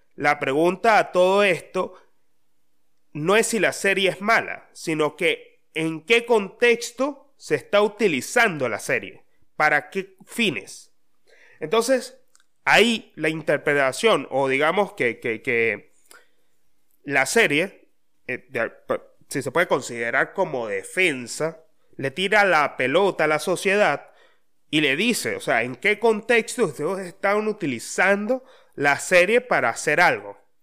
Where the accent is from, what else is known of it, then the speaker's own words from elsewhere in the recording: Mérida, Venezuela; moved away; de donde yo soy, de donde yo vengo